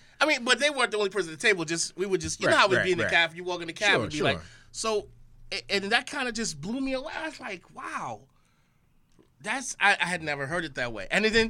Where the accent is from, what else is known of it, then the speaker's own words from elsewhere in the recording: Saint Thomas, U.S. Virgin Islands; Oh, the Virgin Islands in St. Thomas.